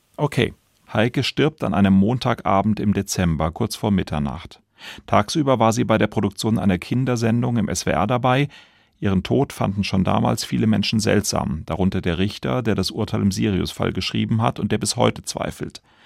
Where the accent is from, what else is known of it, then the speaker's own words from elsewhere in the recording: Baden-Baden, Baden-Württemberg, Germany; Ich bin hier in Baden-Baden geboren, lebe hier